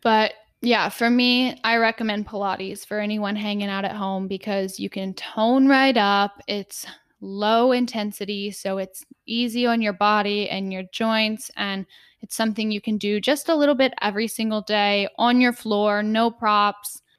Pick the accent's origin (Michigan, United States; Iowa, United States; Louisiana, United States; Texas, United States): Texas, United States; I was raised in Texas